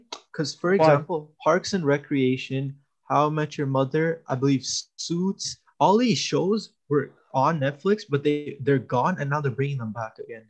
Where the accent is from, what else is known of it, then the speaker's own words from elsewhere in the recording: Canada; we are Canadian